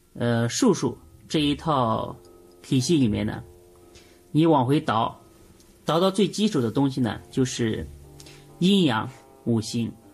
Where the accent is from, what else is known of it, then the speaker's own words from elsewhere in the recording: China; 我们中国人啊，无论做什么事情，无论说什么事情，永远讲究一阴一阳